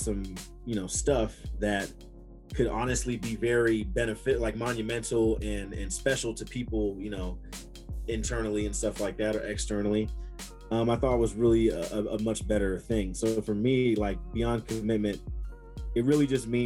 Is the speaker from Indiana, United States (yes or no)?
yes; Angola, Indiana, United States; growing up, being from Angola, Indiana